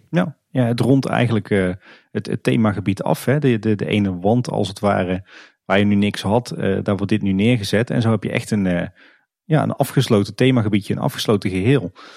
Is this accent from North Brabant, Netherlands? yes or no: yes; Kaatsheuvel, North Brabant, Netherlands; we komen zelf allebei uit Kaatsheuvel